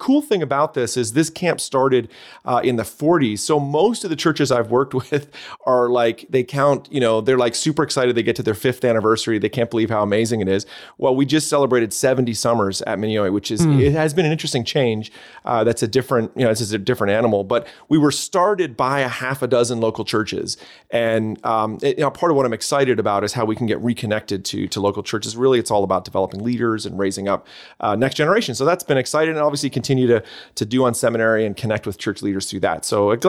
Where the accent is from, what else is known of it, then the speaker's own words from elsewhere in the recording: Canada; accent: Canadian; When I'm down there, people, they hear my Canadian accent. And then when I'm up here, they hear that they say I sound American.